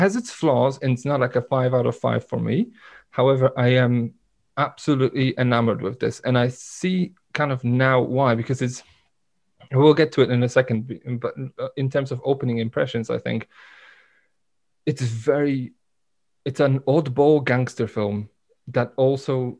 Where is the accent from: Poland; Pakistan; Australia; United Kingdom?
Poland; moved away; in my hometown, where we didn't have a proper cinema